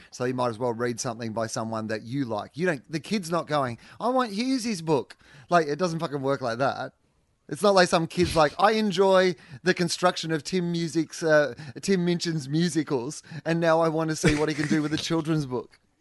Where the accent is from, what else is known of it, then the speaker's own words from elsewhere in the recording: Australia; our family, have been Australian. You know, like a, a long way back to when white people have been in Australia